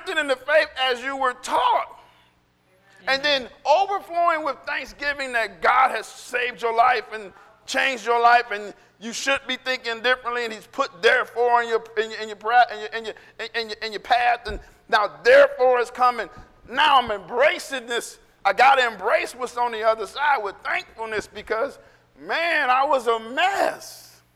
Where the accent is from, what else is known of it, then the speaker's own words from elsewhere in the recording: United States; I'm an American